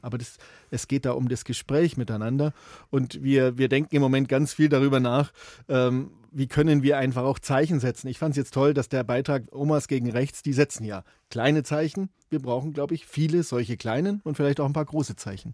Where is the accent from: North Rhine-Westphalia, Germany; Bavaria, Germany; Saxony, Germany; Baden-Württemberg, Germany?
Bavaria, Germany; bei uns in Bayern